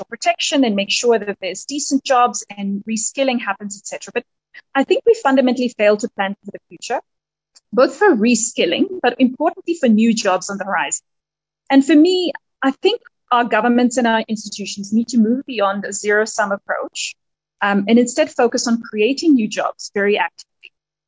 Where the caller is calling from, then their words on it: Nairobi, Kenya; although I'm dialing in from Nairobi, and it's a delight to join you today.